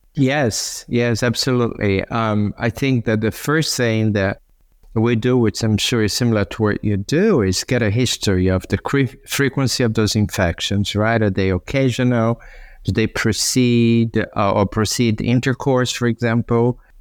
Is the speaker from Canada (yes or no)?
no; Brazil; now in Santa Monica, United States; when I was growing up in Brazil